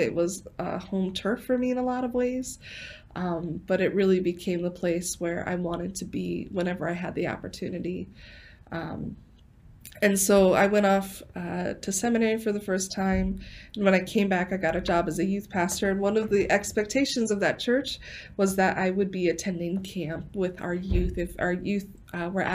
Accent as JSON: {"language": "English", "area": "12 miles from Lake Poinsett", "region": "South Dakota", "country": "United States", "tie": "born or raised there", "said": "12 miles from my hometown"}